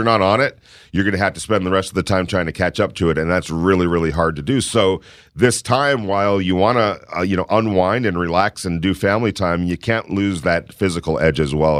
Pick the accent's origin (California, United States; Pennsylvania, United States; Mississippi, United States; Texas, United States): California, United States; Ventura; I remember when I was a kid growing up in Ventura, California